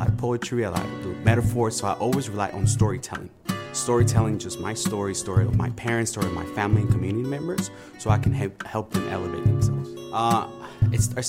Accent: Oakland, California, United States; I grew up in Oakland. I'm in East Oakland.

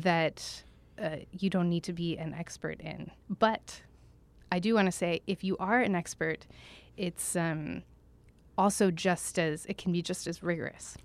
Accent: Tulsa, Oklahoma, United States; also born or lived in Jackson, Mississippi / New York City / Washington, D.C. / Essen, Germany; now in Santa Barbara, United States; So I grew up in Oklahoma.

